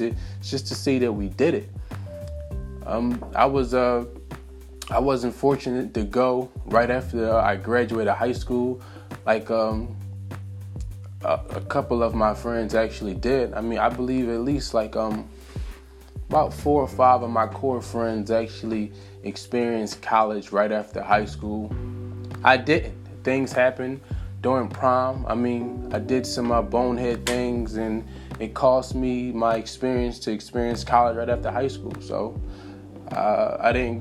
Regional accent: Philadelphia, Pennsylvania, United States; Philly born and raised

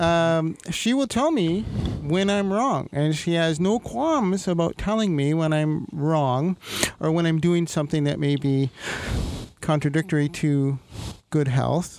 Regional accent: Toronto, Ontario, Canada; moved away; We're both Toronto boys

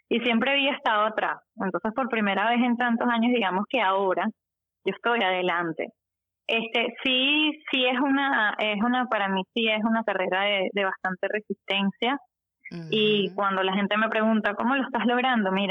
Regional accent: Venezuela; nosotros somos venezolanos

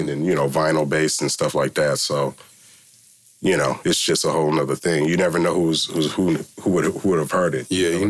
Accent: Milpitas, California, United States; I grew up in Milpitas, you know what I'm saying, and uh, small town

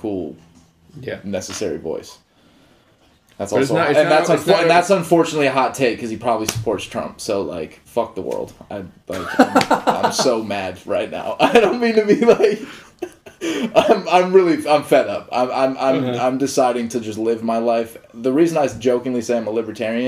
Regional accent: Walnut Creek, California, United States; moved away; also born or lived in New York; San Francisco Bay Area. What up, Walnut Creek? East Bay for days

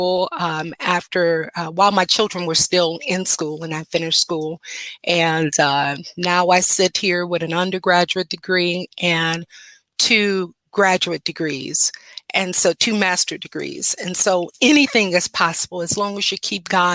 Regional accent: Detroit, Michigan, United States; I am a native Detroiter. I was born and raised in Detroit, Michigan

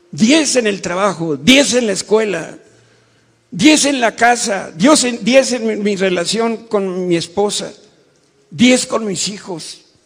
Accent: Mexico; como mexicanos

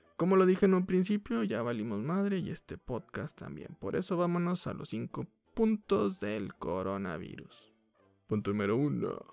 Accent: Mexico; como mexicanos

